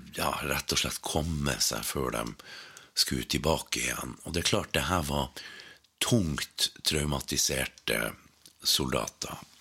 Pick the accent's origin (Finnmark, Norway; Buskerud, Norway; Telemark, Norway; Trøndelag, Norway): Finnmark, Norway; Sør-Varanger; hjemme i Sør-Varanger